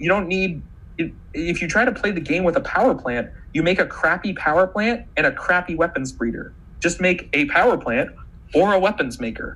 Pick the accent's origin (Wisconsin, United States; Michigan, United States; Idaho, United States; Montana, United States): Montana, United States; I'm from Montana, big beautiful state full of wildlife.